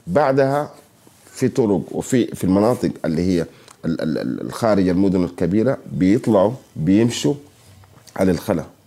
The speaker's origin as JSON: {"language": "Arabic", "country": "Sudan", "said": "عندنا في السودان"}